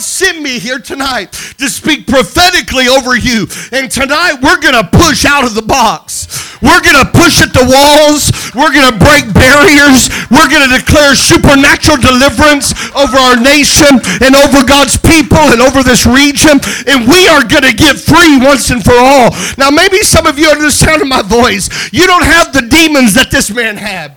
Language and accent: English; Crawfordsville, Indiana, United States; Crawfordsville, Indiana, my hometown, where I kind of grew up. We moved to the Midwest. I moved to Crawfordsville area, and it's where I went to high school and middle school